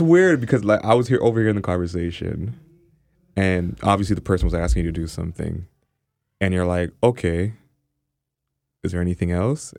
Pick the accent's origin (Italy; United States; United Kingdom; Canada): Canada; obviously an Afro-Canadian, Jamaican